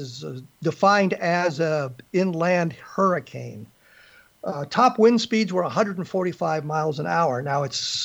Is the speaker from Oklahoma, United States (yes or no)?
no; Aurora, Colorado, United States; I grew up in Denver, Colorado, actually Aurora